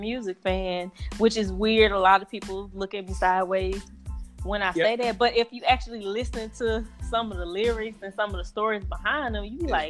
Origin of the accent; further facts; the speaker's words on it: Southern US, United States; Like, I grew up in the South. We used to go to the Black Rodeo every year.